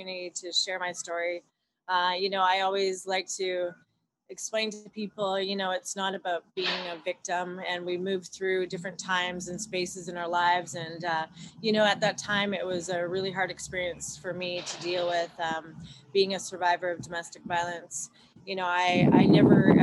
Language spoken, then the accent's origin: English; Vancouver, British Columbia, Canada; moved away as an adult; now in California, United States; I grew up, I was born and raised in Vancouver, BC, Canada